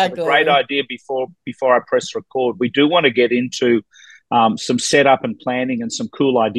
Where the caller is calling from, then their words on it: Ontario, Canada; I'm actually in Toronto. I'm north of Toronto in Canada